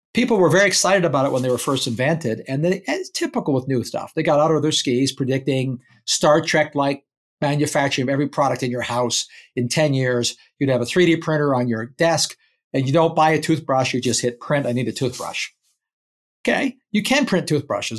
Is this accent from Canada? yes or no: yes; Canada; moved away as an adult; now in United States; I emigrated to America as a Canadian